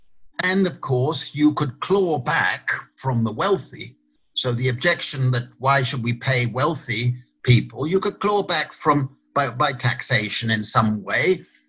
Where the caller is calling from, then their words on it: Italy; I wish I were in Sydney rather than virtually in Sydney. I'm speaking from Italy.